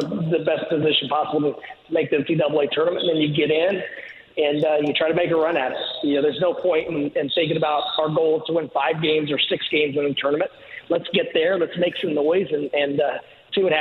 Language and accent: English; Greene County and the Bloomington area, Indiana, United States; born or raised there; now in South Florida, United States